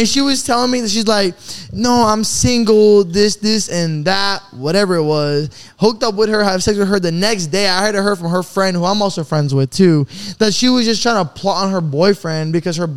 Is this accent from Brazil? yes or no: yes; Brazil; I'm from Brazil.